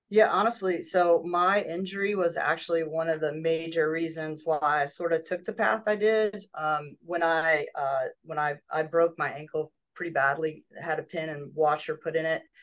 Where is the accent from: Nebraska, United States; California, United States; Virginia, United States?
Virginia, United States; Yorktown; I was uh, born and raised in Yorktown, Virginia